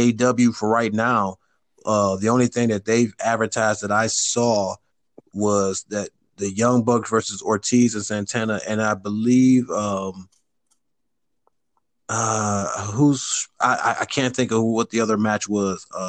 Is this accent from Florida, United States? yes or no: no; Cleveland, Ohio, United States; I'm from Cleveland